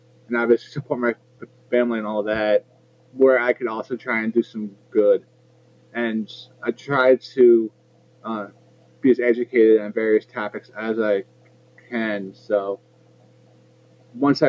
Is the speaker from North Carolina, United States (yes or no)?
no; New Jersey, United States; also born or lived in Edison, New Jersey / North Brunswick, New Jersey / Metuchen, New Jersey; I'm from Central Jersey